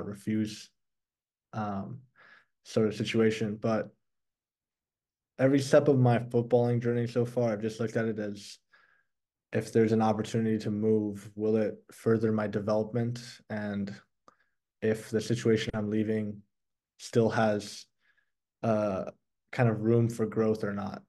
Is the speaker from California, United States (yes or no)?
yes; Saratoga, California, United States; first language Persian; moved away as an adult; now in Belgium; as a Californian to stay in California